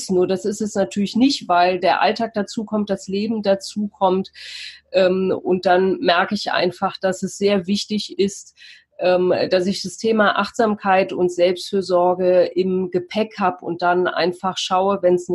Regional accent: Cologne, North Rhine-Westphalia, Germany; Ich komme aus Köln, habe dort äh, mein Atelier für Persönlichkeit

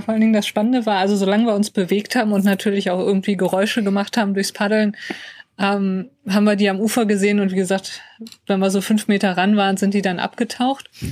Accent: North Rhine-Westphalia, Germany; wir kommen aus NRW

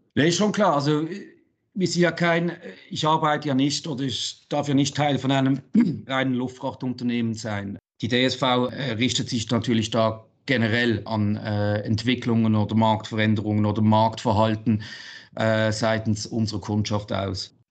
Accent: Basel, Basel-Stadt, Switzerland; Basel, meine Heimatstadt

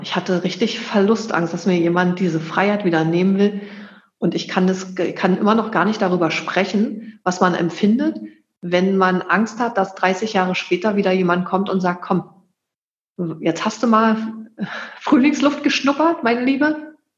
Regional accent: Germany; Ich bin in der DDR groß geworden

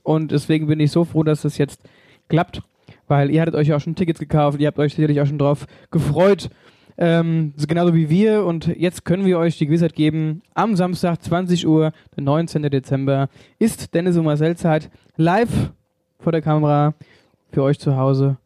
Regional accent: Wöllstadt, Hesse, Germany; bei uns in Wölstadt

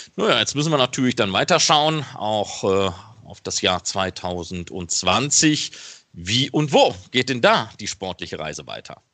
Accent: Ruhr area, North Rhine-Westphalia, Germany; ich komme aus dem Ruhrgebiet

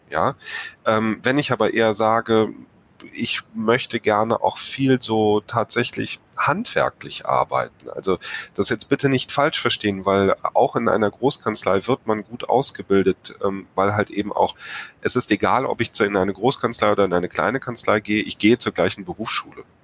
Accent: North Rhine-Westphalia, Germany; Ja, weil Herr Schüll und ich, wir kommen hier aus dem Rheinland.

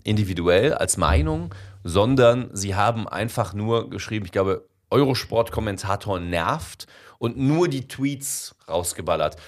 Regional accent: Bensberg, North Rhine-Westphalia, Germany; also born or lived in Indonesia / Cologne; ich komme ja aus dem Bergischen Land, aus Bensberg

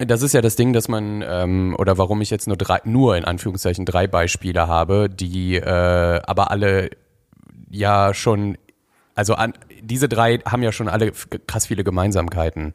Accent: North Rhine-Westphalia, Germany; also born or lived in Berlin; ziehe ich das erste Mal seit ich bin aus NRW weg

